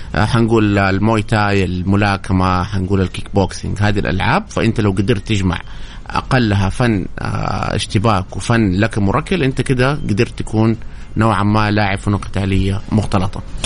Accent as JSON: {"language": "Arabic", "country": "Saudi Arabia", "said": "عدد المحترفين السعوديين الى الان قليل جدا انا واحد منهم"}